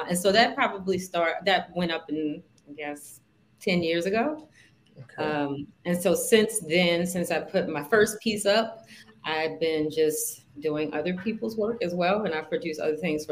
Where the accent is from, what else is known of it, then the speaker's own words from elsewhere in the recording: Baltimore, Maryland, United States; I'm from Baltimore, born and raised.